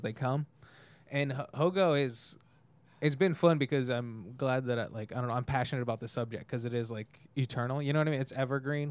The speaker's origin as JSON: {"language": "English", "town": "Tehachapi", "region": "California", "country": "United States", "also_born_or_lived": "Bakersfield, California", "said": "I'm actually from Tehachapi, California"}